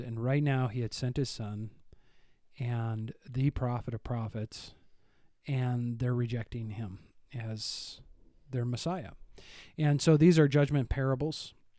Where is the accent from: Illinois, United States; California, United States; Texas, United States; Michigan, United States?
Illinois, United States; Northern; moved away; I'm from Northern Illinois